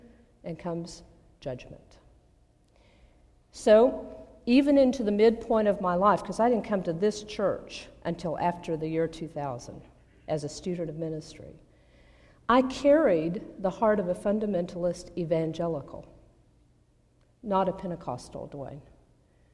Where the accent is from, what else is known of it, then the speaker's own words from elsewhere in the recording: Abilene, Texas, United States; moved away; I grew up in Abilene, Texas, one of the 10 most conservative cities in North America